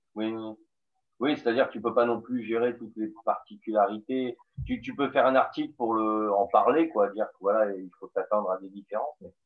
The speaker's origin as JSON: {"language": "French", "area": "the South", "region": "southern France", "country": "France", "accent": "southern", "said": "on m'a dit qu'on décelait l'accent du Sud"}